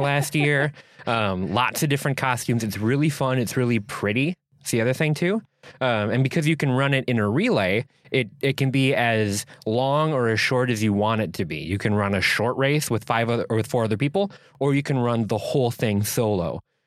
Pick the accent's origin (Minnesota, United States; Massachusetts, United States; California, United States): Minnesota, United States; Minneapolis; now in Door County, United States; I come from Minneapolis, so didn't really have much of a night sky